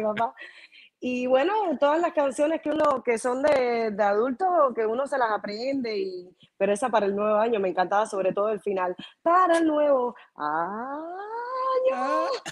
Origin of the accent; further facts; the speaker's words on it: Havana, La Habana, Cuba; also born or lived in Cienfuegos, Cuba; now in Miami, United States; yo nací realmente en Cienfuegos. Eh, mi mamá y mi papá estaban trabajando eventualmente en esos tiempos allá en Cienfuegos y llegué yo y entonces mi mamá parió en Cienfuegos, pero Cienfuegos no me registró y obviamente mi mamá y mi papá automáticamente se fueron de nuevo para La Habana y me registraron en La Habana y, entonces yo no tengo recuerdo de Cienfuegos, no tengo, pero, y me considero de L